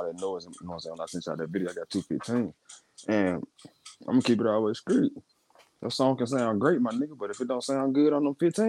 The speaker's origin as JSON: {"language": "English", "town": "Memphis", "region": "Tennessee", "country": "United States", "tie": "born or raised there", "said": "growing up in Memphis"}